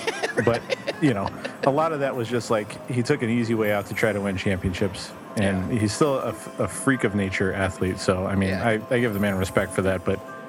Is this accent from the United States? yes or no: yes; Chicago, Illinois, United States; I'm from Chicago